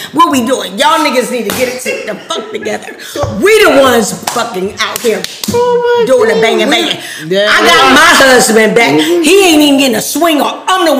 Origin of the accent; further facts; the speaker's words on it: Ohio, United States; I'm from Ohio.